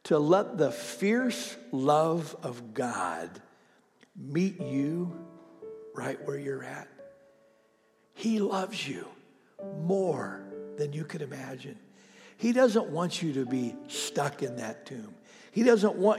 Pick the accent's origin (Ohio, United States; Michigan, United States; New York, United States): Ohio, United States; moved away; my hometown in Ohio